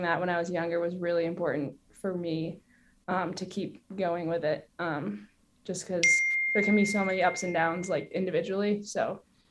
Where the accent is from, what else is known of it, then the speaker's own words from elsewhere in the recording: Maine, United States; The environment I grew up in Maine